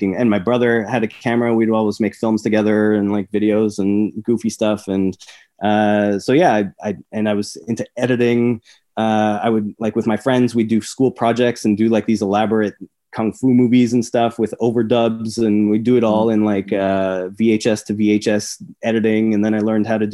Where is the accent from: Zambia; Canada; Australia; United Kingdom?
Canada; Montreal, Quebec; I grew up in Montreal